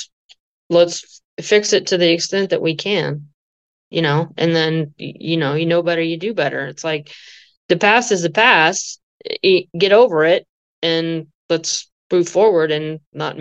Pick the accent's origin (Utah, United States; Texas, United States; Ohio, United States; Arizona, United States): Texas, United States; I'm from Texas.